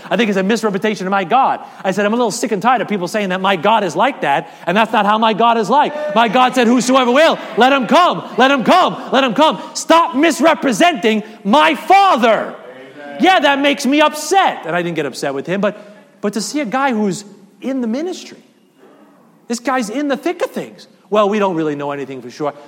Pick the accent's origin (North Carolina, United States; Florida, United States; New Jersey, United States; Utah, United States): New Jersey, United States; I am a Jersey boy